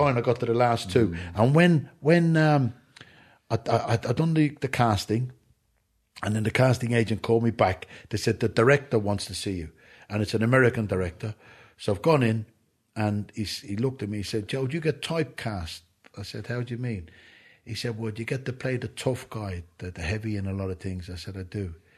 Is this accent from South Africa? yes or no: no; Ireland; I'm an Irishman